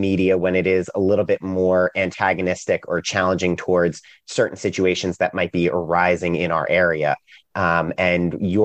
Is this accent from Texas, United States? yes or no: no; New York, United States; now in Raleigh, United States; I'm originally from New York. So I'm a little bit out of place down here in Raleigh, North Carolina